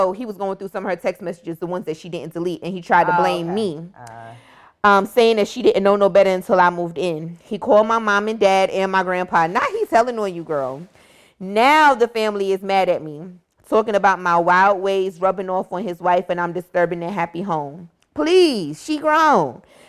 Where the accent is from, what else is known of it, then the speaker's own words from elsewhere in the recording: Miami, Florida, United States; We grew up in Dade County, Miami.